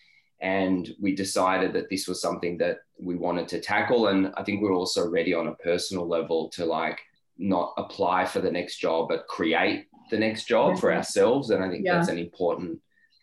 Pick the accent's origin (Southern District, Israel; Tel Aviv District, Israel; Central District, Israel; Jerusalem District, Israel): Tel Aviv District, Israel; Tel Aviv; moved away as an adult; now in Melbourne, Australia; So I grew up in Tel Aviv in Israel.